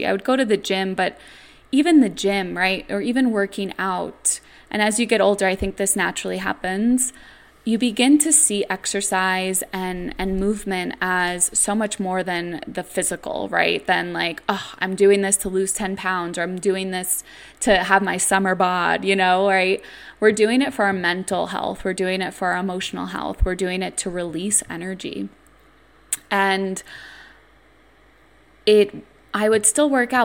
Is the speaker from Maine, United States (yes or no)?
no; New York City, New York, United States; I grew up in New York City